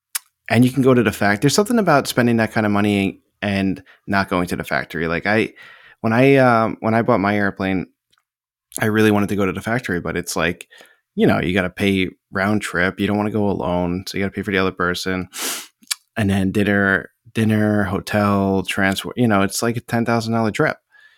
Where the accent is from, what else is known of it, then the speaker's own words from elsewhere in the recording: United States; We're American.